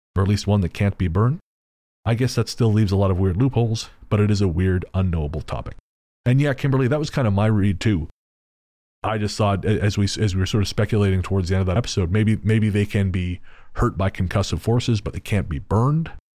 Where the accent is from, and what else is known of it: Canada